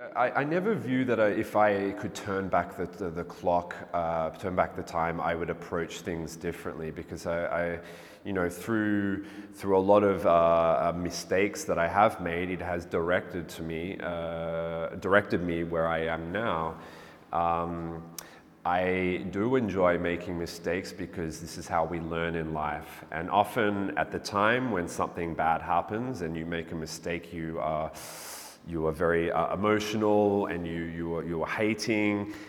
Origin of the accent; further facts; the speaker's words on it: Melbourne, Victoria, Australia; also born or lived in England; now in Berlin, Germany; I was born in England, but I grew up in Melbourne, Australia. Uh, I'm currently living in Berlin.